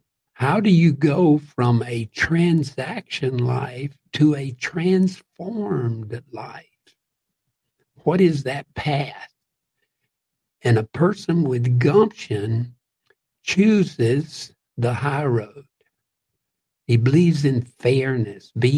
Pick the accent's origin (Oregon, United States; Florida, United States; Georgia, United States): Georgia, United States; Central and South; I grew up in Central and South Georgia, and especially near Atlanta and some of the other big towns in Georgia